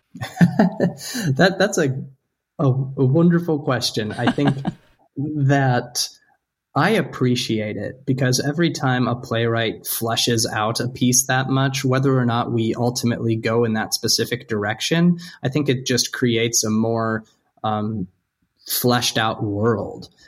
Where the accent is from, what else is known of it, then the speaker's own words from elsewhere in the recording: North Dakota, United States; I'm from North Dakota, where snowmobiling is.